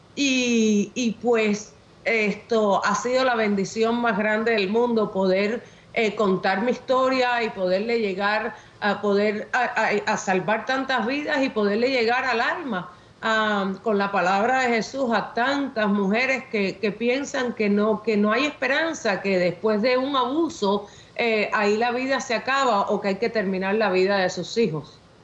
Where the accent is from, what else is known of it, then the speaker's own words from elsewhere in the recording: Havana, Cuba; nací en La Habana, Cuba